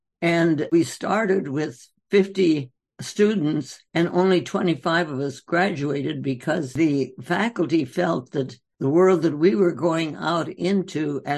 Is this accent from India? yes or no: yes; North India, India; Well, you know, I was born and raised in India.